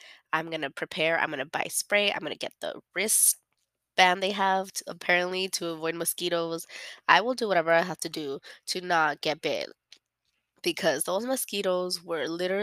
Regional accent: United States; I'm a born and raised in America

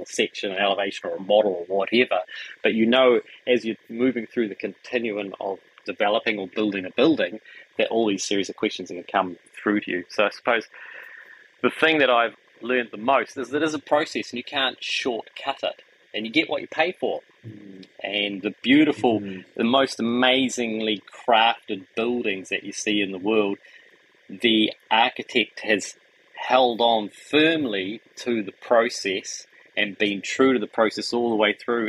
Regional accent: Wellington, New Zealand; moved away as an adult; also born or lived in Auckland; the farmland in Wellington where we grew up

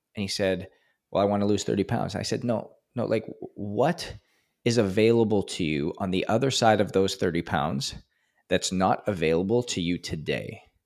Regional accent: Edmonton, Alberta, Canada; moved away; I'm from Canada and, uh, in Edmonton, actually.

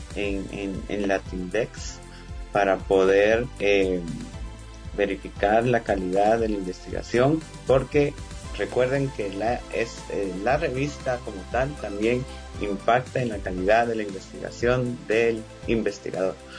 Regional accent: Guatemala; nosotros como guatemaltecos

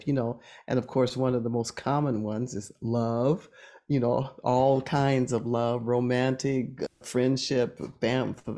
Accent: Oakland, California, United States; growing up in Oakland

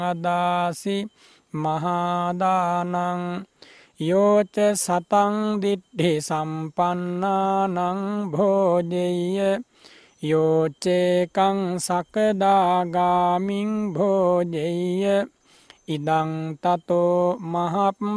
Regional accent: Sri Lanka

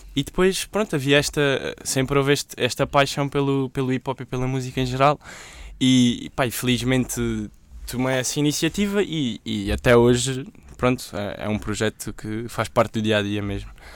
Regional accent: Évora, Alentejo, Portugal; em Évora, que é de onde eu sou

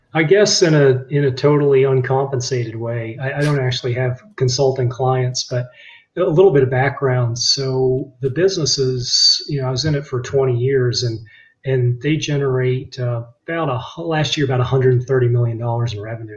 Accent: Virginia, United States; moved away as an adult; also born or lived in Boston, Massachusetts; I grew up in Virginia

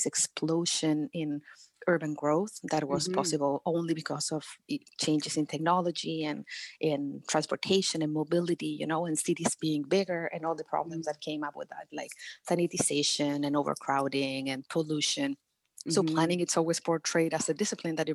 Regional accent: Chile; Chile, which is my home country

